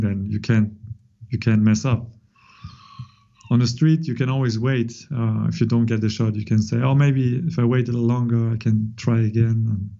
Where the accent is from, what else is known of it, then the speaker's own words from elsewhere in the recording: Kanagawa, Japan; born there; English is a second language; So I was born in Tokyo area or Kanagawa prefecture.